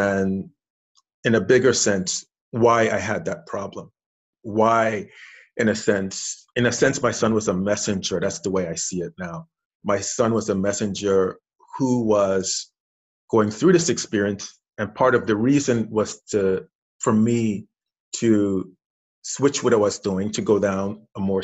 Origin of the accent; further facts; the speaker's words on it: St. Croix, U.S. Virgin Islands; I'm originally from the Caribbean island of St. Croix, U.S. Virgin Islands. Grew up there, was raised there, went to elementary school there, high school, college there.